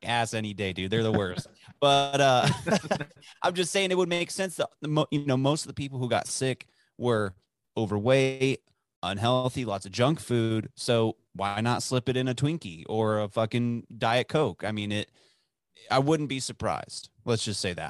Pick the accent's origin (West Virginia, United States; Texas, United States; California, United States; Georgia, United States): Texas, United States; Dallas; growing up in Dallas